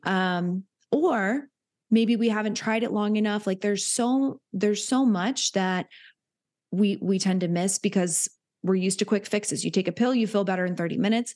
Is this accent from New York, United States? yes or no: no; Hilton Head, South Carolina, United States; I grew up in Hilton Head, which is a very wealthy area